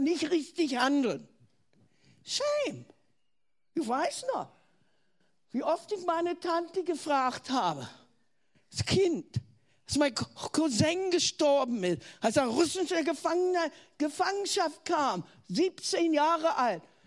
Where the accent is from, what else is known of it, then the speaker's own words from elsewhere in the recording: Germany; accent: German; deutsch zu sein